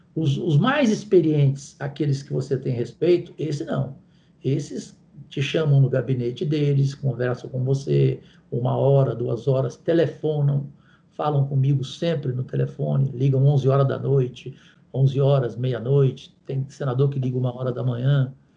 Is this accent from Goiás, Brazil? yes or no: yes; Goiás, Brazil; eu que sou de Goiás